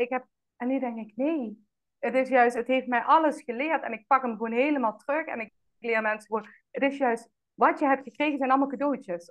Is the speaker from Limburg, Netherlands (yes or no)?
yes; Roermond, Limburg, Netherlands; moved away as an adult; also born or lived in Amsterdam; geboren en getogen in Roermond